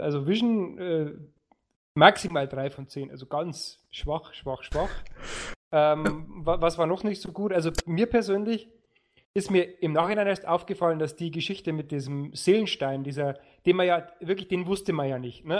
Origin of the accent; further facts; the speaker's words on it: Lower Bavaria, Germany; bei uns in Niederbayern